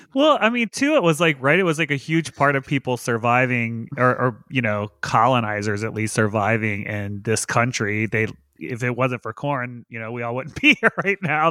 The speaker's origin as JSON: {"language": "English", "region": "the South", "country": "United States", "tie": "born or raised there", "said": "I grew up in the South"}